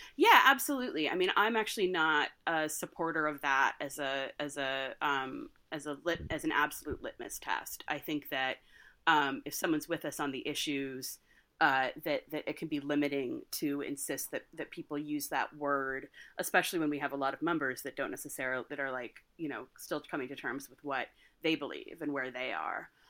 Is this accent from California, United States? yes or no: yes; California, United States; now in New York, United States; my home state of California